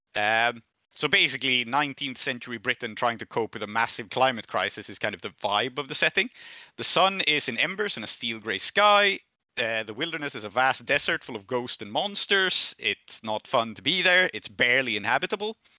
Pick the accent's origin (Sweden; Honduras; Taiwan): Sweden; I'm from Sweden